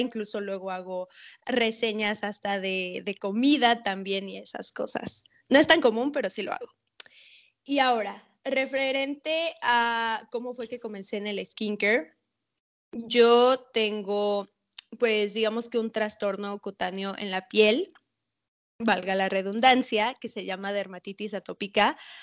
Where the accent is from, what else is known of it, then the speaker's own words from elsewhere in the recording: Mérida, Yucatán, Mexico; also born or lived in Mexico City; Yo nací en Ciudad de México. Luego me mudé aquí a Mérida